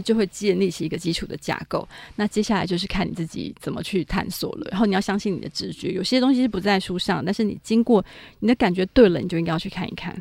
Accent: Taiwan; 我来自的台湾

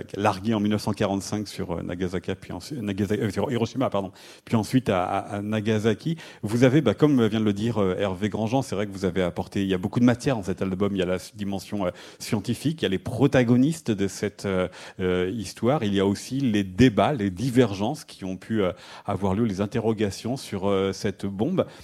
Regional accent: France; chez nous en France

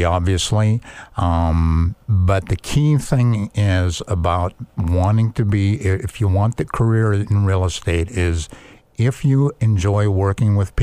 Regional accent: Bothell, Washington, United States; also born or lived in Kirkland, Washington; most noticeably in areas like Bothell, where I grew up

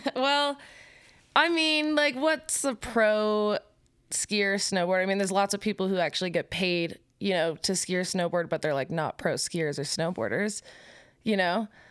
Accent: Park City, Utah, United States; moved away as an adult; now in Salt Lake City, United States; I live in Salt Lake City, Utah, but I'm from Park City.

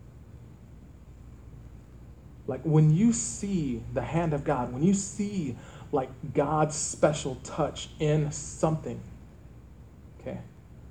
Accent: Earth, Texas, United States; moved away; when I grew up, I lived in a small town called Earth, Texas

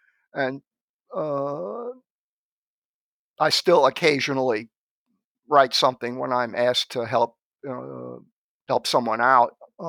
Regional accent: Brooklyn, New York, United States; born there; Well, I was born in Brooklyn, New York in 1946.

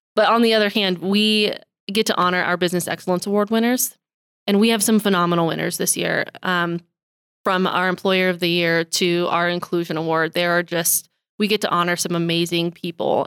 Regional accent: Billings, Montana, United States; I'm born and raised in Billings

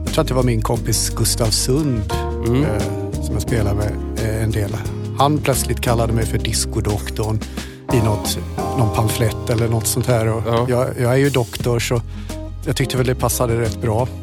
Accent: Germany; moved away; jag är tysk

